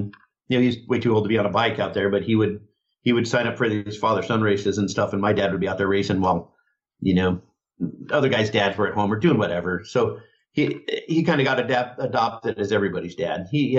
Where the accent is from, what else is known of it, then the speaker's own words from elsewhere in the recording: Rapid City, South Dakota, United States; born there; now in California, United States; We were both born in Rapid City, South Dakota